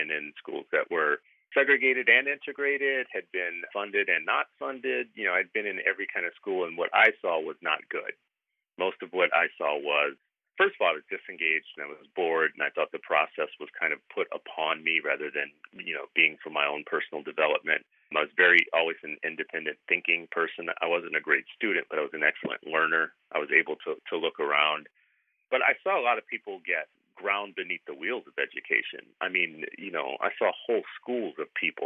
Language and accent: English; the South, United States; moved away; I grew up in the South.